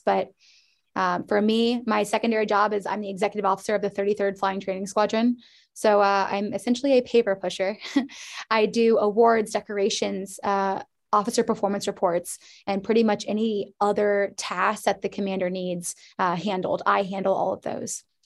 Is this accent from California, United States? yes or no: no; Indianapolis, Indiana, United States; moved away as an adult; born and raised in In-, Indianapolis, Indiana.